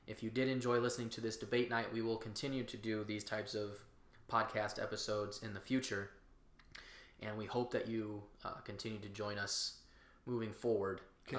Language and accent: English; Chicago, Illinois, United States; I personally, as a Chicagoan, as an American